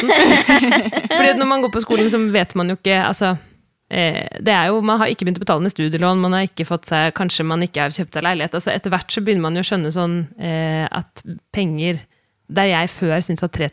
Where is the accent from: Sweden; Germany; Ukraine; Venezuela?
Sweden; now in Norway; som jeg kom fra Sverige, så følte jeg ganske lenge at jeg liksom hele tiden måtte bevise noe.